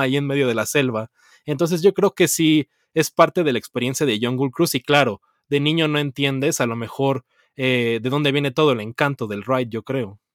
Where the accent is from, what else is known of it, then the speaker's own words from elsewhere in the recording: Mexico; Y yo de México